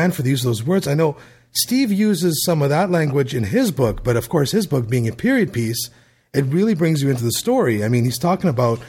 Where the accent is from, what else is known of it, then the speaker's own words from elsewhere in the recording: Canada; I'm Canadian